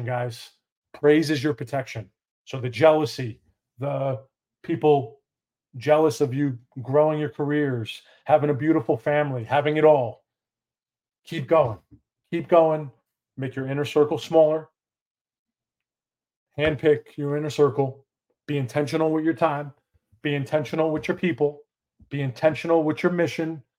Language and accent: English; New York, United States; moved away as an adult; now in McKinney, United States; Had to get out of New York. Had to get out of my hometown